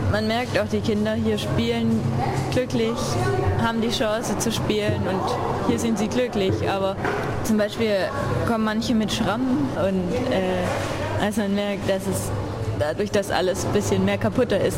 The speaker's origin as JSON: {"language": "German", "town": "Nürtingen", "region": "Baden-Württemberg", "country": "Germany", "lives_now": "Argentina", "said": "Ich bin eigentlich aus Nürtingen. Das ist ein kleiner Ort in der Nähe von Stuttgart, also aus dem Süden von Deutschland."}